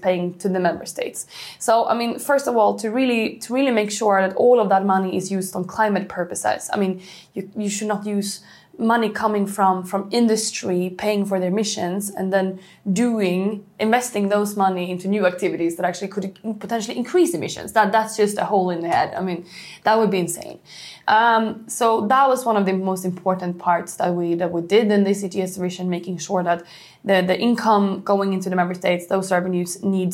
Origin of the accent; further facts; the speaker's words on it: Sweden; Sweden, for example, my home country